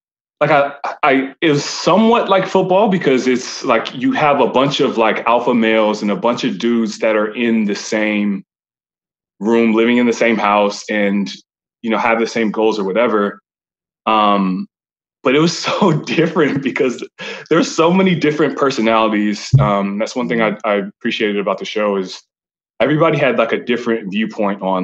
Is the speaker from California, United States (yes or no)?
no; Allen, Texas, United States; I'm from Allen, Texas